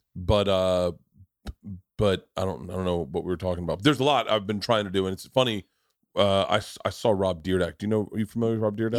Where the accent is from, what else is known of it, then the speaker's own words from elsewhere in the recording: the South, United States; growing up in the South